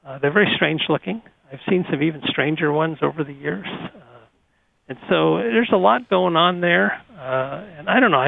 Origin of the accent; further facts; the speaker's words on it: North Dakota, United States; moved away; I grew up in North Dakota where we have a lot of snow